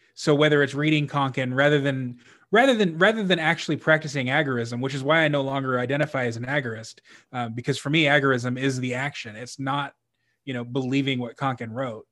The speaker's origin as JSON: {"language": "English", "region": "Texas", "country": "United States", "tie": "born or raised there", "said": "I was raised Catholic in Texas where everybody's Southern Baptist"}